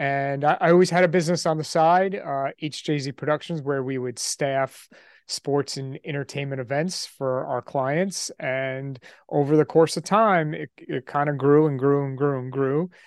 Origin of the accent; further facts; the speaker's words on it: New York, United States; I grew up in New York